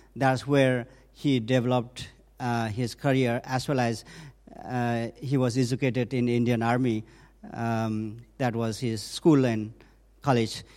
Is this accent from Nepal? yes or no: yes; northern Nepal, Nepal; I was born and raised up um, in a mountain village in the northern part of Nepal